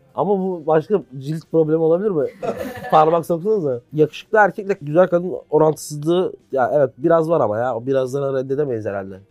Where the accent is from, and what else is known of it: Istanbul, Turkey; born or raised there